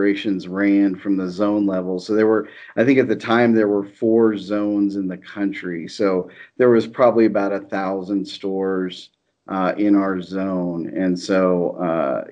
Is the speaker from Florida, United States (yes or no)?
no; Houston, Texas, United States; also born or lived in Austin, Texas / Dallas, Texas; I'm from Texas. I grew up in Houston, went to school at the University of Texas, and then moved to Dallas when I graduated